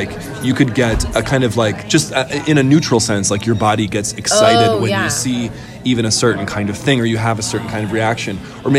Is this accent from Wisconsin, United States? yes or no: yes; Wisconsin, United States; So I grew up in Wisconsin in an area where there were tornadoes.